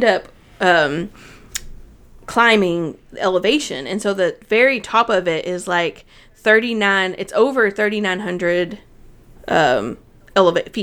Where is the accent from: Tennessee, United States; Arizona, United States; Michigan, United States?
Tennessee, United States; I'm from Tennessee